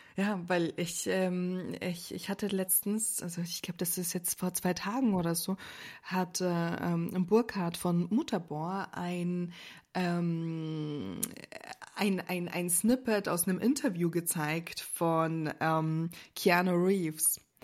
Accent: Austria; now in Germany; ich als Österreicherin

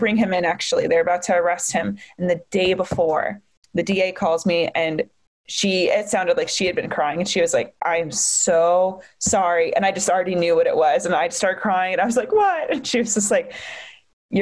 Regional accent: Charlotte, North Carolina, United States; I'm from Charlotte

